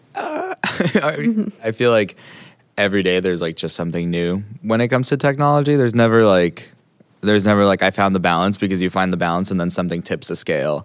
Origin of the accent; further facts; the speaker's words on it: Hawaii, United States; I grew up in Hawaii.